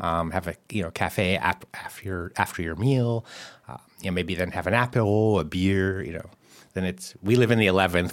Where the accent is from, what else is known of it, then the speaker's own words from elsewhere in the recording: San Francisco, California, United States; now in Paris, France; I'm from San Francisco